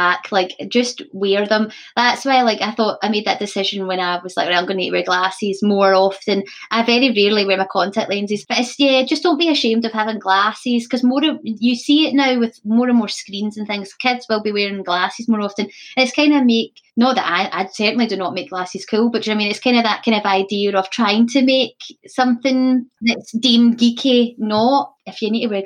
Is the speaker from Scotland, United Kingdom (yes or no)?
yes; Scotland, United Kingdom; also born or lived in Cumbria, England; I was the only Scottish person in my drama class